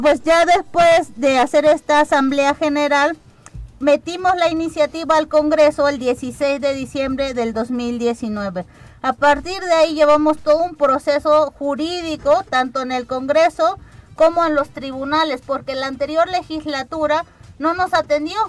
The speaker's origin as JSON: {"language": "Spanish", "town": "Alpuyeca", "region": "Morelos", "country": "Mexico", "said": "Alpuyeca sí quería ser municipio indígena, porque pueblo indígena ya somos, pero queríamos este, ser municipio"}